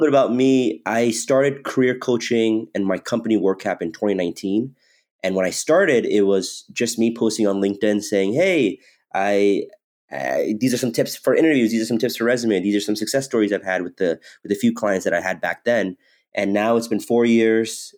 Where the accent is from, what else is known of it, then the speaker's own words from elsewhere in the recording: Redlands, California, United States; moved away as an adult; also born or lived in Irvine, California / New York; I grew up in Southern California. I grew up in um, a city called Redlands, California